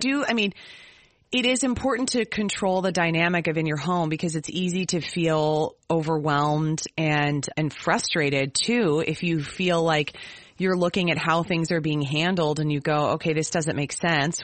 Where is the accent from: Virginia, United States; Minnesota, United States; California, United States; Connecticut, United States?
Minnesota, United States; as a Minnesotan